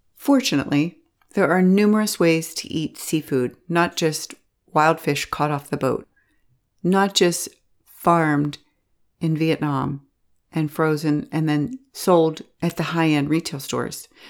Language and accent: English; Pittsburgh, Pennsylvania, United States; I'm from Pittsburgh